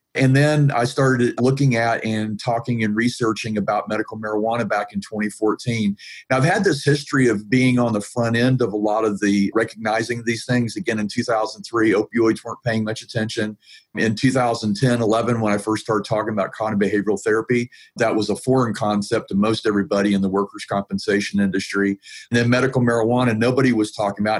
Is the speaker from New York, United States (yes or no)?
no; Atlanta, Georgia, United States; And I'm from Atlanta, Georgia, so I'm from south of the Mason Dixon line.